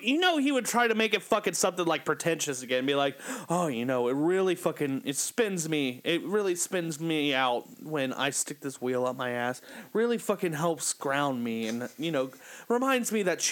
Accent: Kentucky, United States; I am from Kentucky.

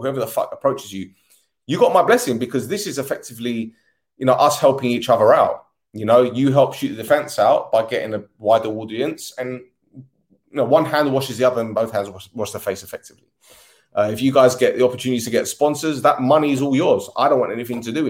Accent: London, United Kingdom; I was born in Edmonton, North London

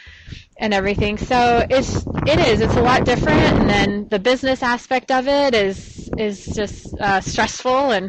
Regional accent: Texas, United States; I'm from Texas. My parents live close

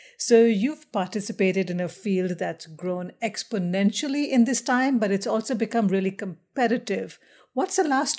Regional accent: India; also born or lived in many different countries; I'm originally from India, but I've lived in many different countries.

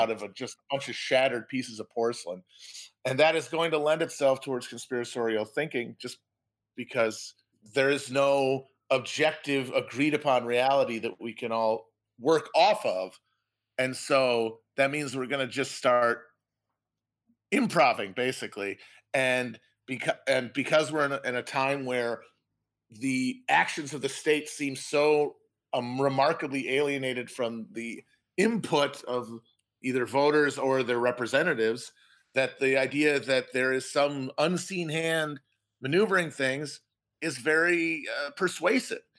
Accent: Wisconsin, United States; also born or lived in Bushwick, Brooklyn, New York; now in New York, United States; I'm from Wisconsin, uh, the town for making a murderer specifically

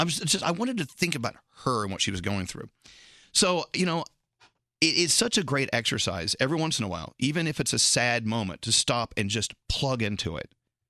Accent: Scotland, United Kingdom; You know, I'm a Scottish, you know, drunk.

